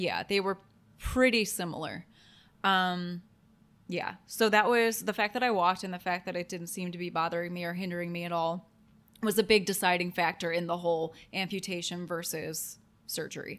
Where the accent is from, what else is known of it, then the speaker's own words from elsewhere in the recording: Toledo, Ohio, United States; I grew up in Toledo, Ohio